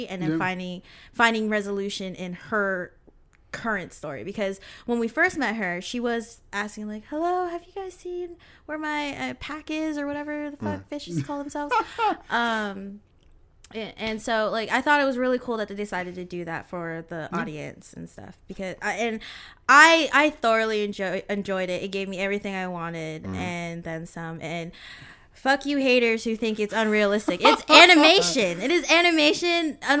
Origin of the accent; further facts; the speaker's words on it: West Coast, United States; I am a transplant as well. I moved from the West Coast all the way to the East Coast, and that was definitely crazy.